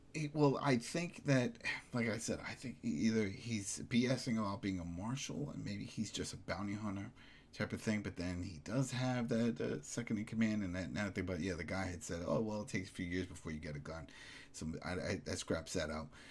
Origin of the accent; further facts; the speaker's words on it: New York, United States; as a New Yorker